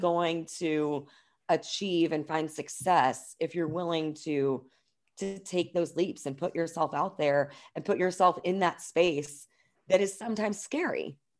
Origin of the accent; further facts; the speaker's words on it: New Albany, Indiana, United States; I grew up in New Albany, Indiana, like, just outside of Louisville, Kentucky, So, I am pretty much a born and raised Hoosier